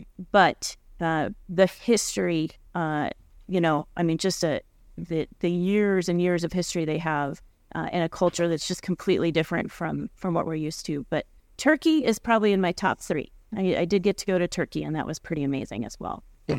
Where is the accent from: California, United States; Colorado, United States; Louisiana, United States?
Colorado, United States; Montrose; And I'm originally from Southwest Colorado.